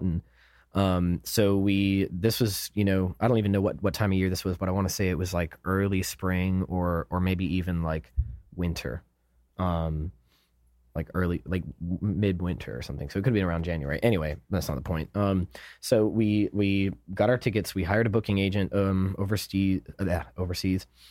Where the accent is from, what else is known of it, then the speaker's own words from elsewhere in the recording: United States; we're American